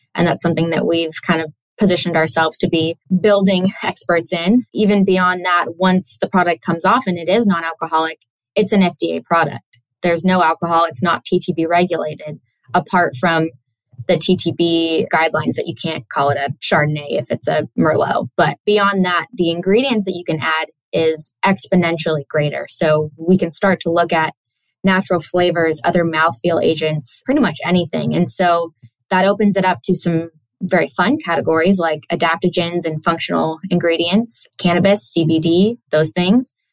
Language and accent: English; Sonoma County, California, United States; was born and raised in Sonoma County, California.